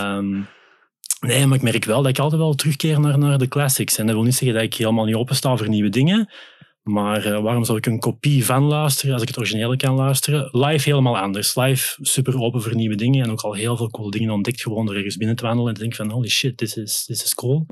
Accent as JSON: {"language": "Dutch", "country": "Belgium", "also_born_or_lived": "Netherlands", "moved": "yes", "lives_now": "Vianen, Netherlands", "said": "Belg bij Bird, maar ik woon toch al zes jaar in Nederland intussen"}